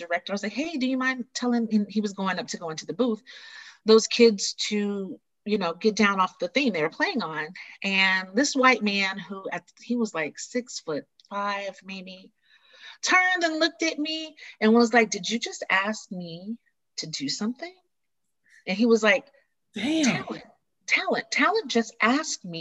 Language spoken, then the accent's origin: English; the South, United States; growing up in the theater, growing up in the South